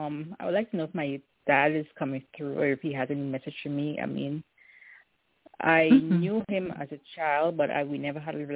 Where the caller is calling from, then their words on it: California, United States; I'm calling from California.